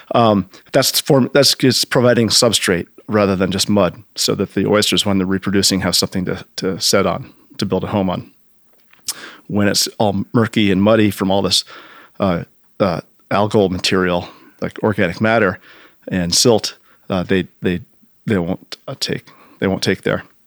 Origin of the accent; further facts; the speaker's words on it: United States; growing up in Long Island Sound